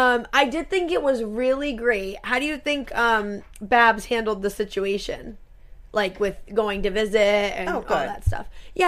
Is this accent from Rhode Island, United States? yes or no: yes; Rhode Island, United States; we're from Rhode Island